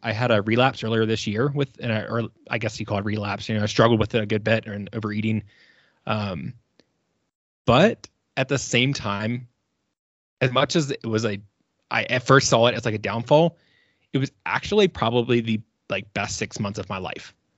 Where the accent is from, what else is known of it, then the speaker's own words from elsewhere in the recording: Virginia, United States; moved away as an adult; now in Colorado, United States; I am originally from Virginia